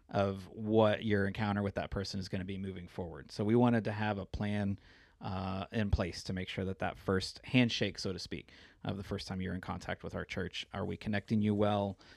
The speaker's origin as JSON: {"language": "English", "town": "Springfield", "region": "Missouri", "country": "United States", "tie": "born or raised there", "also_born_or_lived": "Denver, Colorado", "moved": "as an adult", "said": "my wife and I are both born and raised in Missouri. I kinda grew up in Springfield"}